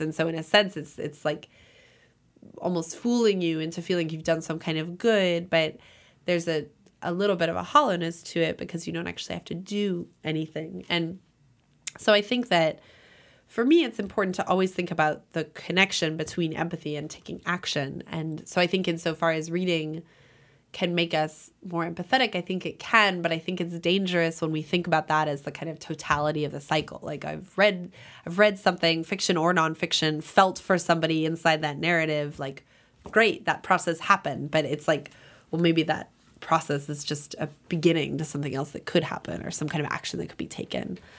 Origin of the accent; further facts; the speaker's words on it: Los Angeles, California, United States; moved away; also born or lived in New Haven / Iowa; I grew up in Los Angeles, which isn't a border town